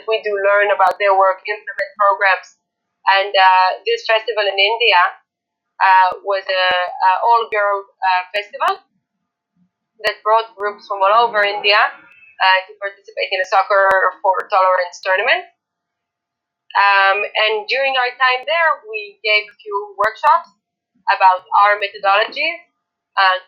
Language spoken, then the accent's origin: English; Tel Aviv, Tel Aviv District, Israel; I come from Tel Aviv and from a very, very, very left-wing and liberal family